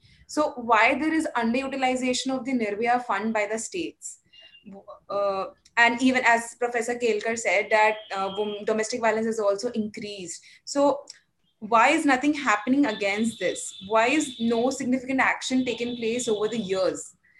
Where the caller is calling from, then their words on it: Jamshedpur, Jharkhand, India; I'm a researcher at IMPRI, and I'm joining from Jamshedpur, Jharkhand.